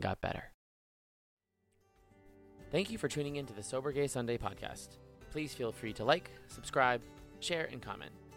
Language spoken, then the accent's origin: English; Boston, Massachusetts, United States; I'm a Bostonian, born, raised, never left